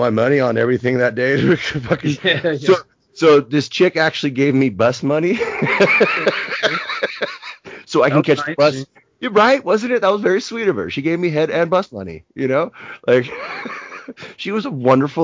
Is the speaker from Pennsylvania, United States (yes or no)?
no; Napa, California, United States; also born or lived in San Francisco; growing up in Napa